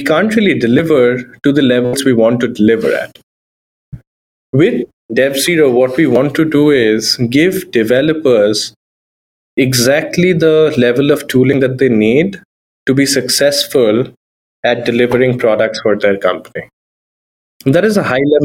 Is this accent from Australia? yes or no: no; India; moved away as an adult; now in Seattle, United States; my upbringing in India